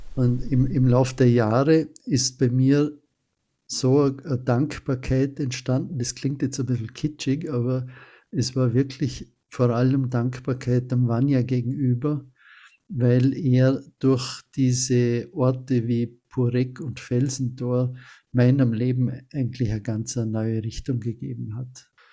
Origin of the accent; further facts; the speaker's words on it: Austria; als Österreicher